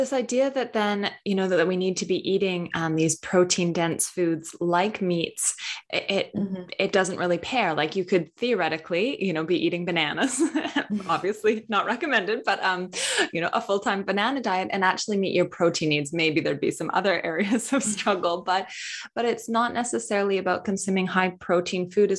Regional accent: United States; Because I am from North America, so I don't know if you guys had it in Australia, but the Got Milk campaign, I grew up with all these celebrities having a milk mustache

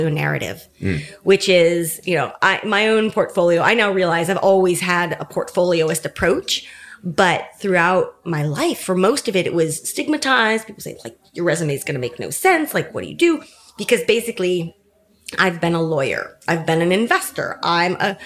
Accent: San Francisco, California, United States; I was born and raised in San Francisco, Silicon Valley in the back door

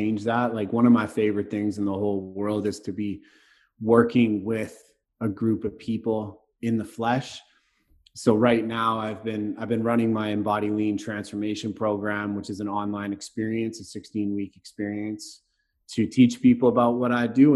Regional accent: Vancouver, British Columbia, Canada; also born or lived in Bali, Indonesia; now in Wasaga Beach, Canada; I grew up right close to you right now in the east side of Vancouver

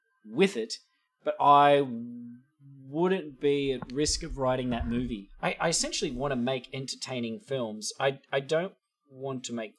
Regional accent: Australia; moved away as an adult; now in Los Angeles, United States; being an Australian, coming from a country where we have a sensible attitude about guns

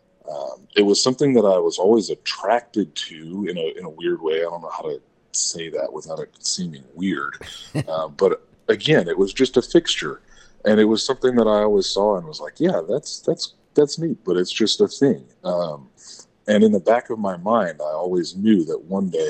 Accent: San Antonio, Texas, United States; also born or lived in Kerrville, Texas; I was born and raised in San Antonio

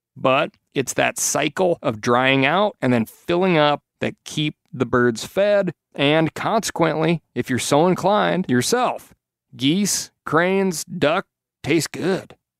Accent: Montana, United States; When I was growing up in Montana

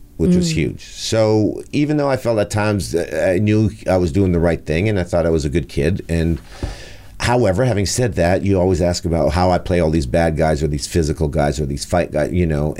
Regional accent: Montreal, Quebec, Canada; I was born in Saint-Michel in Montreal.

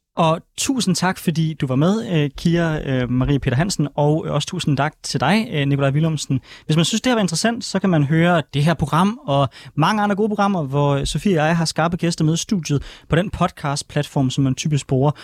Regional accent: Denmark

